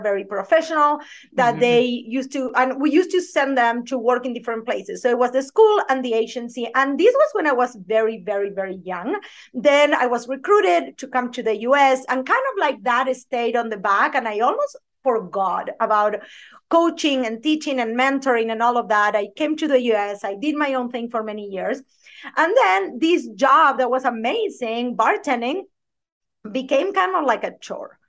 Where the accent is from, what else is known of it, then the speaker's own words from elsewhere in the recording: Argentina; English is a second language; moved away as an adult; now in United States; I have a thick accent, if you don't haven't noticed, I am originally from Argentina